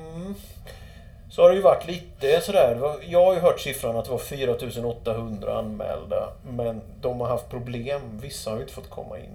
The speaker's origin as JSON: {"language": "Swedish", "country": "Sweden", "said": "jag var från Sverige"}